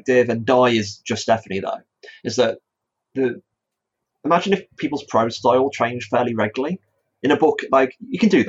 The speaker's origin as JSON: {"language": "English", "town": "Stafford", "region": "West Midlands", "country": "United Kingdom", "tie": "born or raised there", "said": "my hometown of Stafford"}